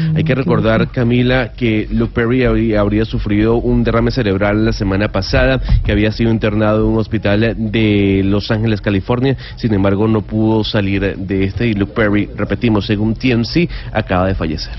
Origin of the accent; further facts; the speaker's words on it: Venezuela; now in Panama; yo soy venezolano